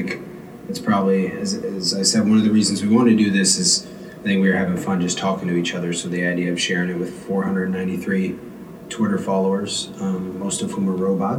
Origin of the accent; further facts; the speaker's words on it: St. Louis, Missouri, United States; I'm also from St. Louis. I'm a straight white man, so I'm representing the privilege all the way down the line, upper middle class.